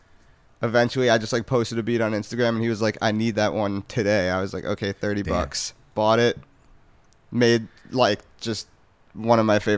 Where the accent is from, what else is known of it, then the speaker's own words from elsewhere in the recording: New York, United States; moved away; I grew up in New York and moved out here.